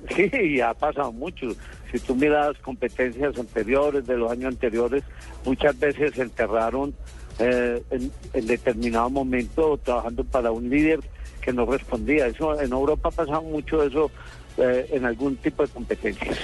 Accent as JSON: {"language": "Spanish", "country": "Colombia", "said": "Nosotros como colombianos"}